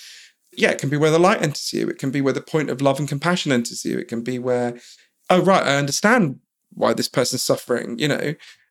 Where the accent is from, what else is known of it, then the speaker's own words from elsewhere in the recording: London, United Kingdom; But I grew up in London, in a kind of middle-class suburb of London. And quite early on, I sort of realized that my parents were from somewhere else